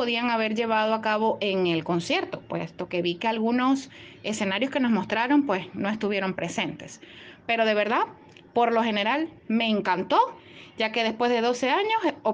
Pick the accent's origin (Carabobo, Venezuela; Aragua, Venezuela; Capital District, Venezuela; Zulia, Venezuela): Zulia, Venezuela; Maracaibo; de Venezuela, específicamente Maracaibo